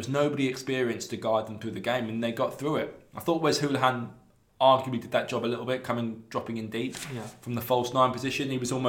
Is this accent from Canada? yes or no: no; Worthing, South East England, United Kingdom; moved away; I love Brighton. I mean, I was brought up in Worthing, which is about 40 minutes down the road.